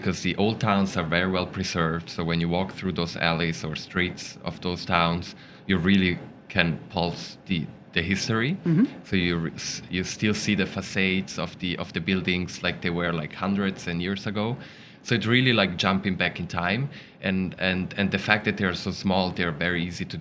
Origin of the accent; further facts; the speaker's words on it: Ticino, Switzerland; I'm from the Ticino region, and so that's the Italian-speaking part